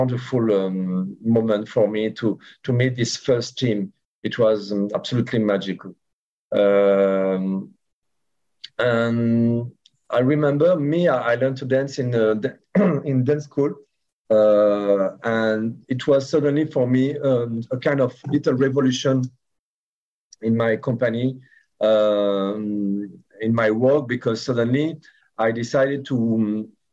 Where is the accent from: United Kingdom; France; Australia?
France; English is a second language; I have 100% Algerian roots, but I was born in France